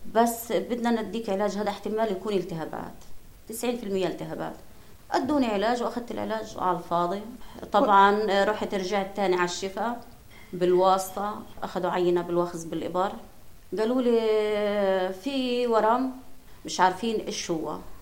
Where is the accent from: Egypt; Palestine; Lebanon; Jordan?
Palestine; Gaza, Gaza Strip; عندنا بغزه